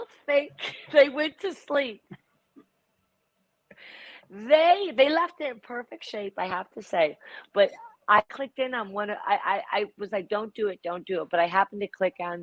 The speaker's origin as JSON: {"language": "English", "area": "the Berkshires", "region": "Massachusetts", "country": "United States", "tie": "born or raised there", "said": "I grew up in the Berkshires and I grew up very scrappy."}